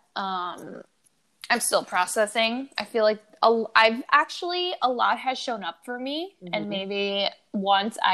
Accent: New York, United States; I'm a New Yorker.

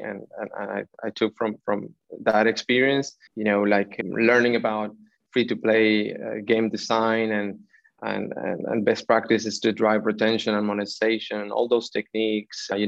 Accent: Buenos Aires, Argentina; moved away as an adult; also born or lived in London / Santiago, Chile; I was born in Buenos Aires, Argentina

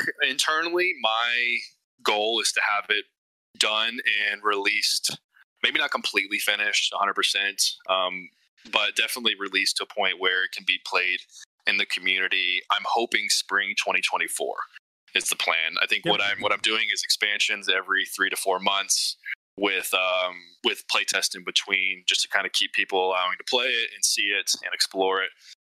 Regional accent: California, United States; born there; now in Lakeland, United States; March Air Force Base up here is where I was born in California.

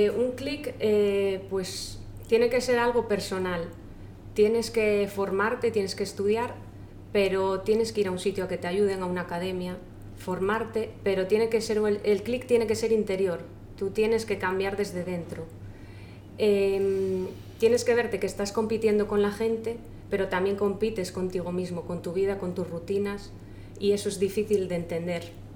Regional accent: Asturias, Spain; soy de Asturias, tengo 33 años

